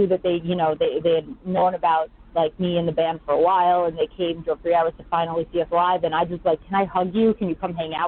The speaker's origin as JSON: {"language": "English", "region": "New York", "country": "United States", "said": "I'm from New York down here."}